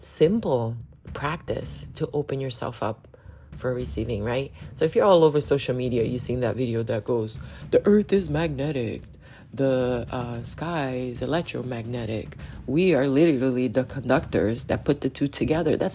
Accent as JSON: {"language": "English", "town": "Belém", "region": "Pará", "country": "Brazil", "tie": "born or raised there", "also_born_or_lived": "Manaus, Brazil", "moved": "yes", "said": "I'm from Belém do Pará in Brazil, which is right smack, like stuck to the Amazon. And a lot of my family is in Manaus, which is in the Amazon. So I grew up there."}